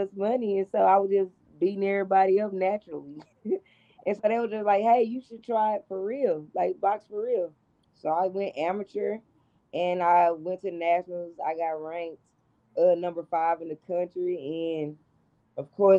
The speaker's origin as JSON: {"language": "English", "town": "Dallas", "region": "Texas", "country": "United States", "tie": "born or raised there", "said": "And I'm from Dallas, Texas."}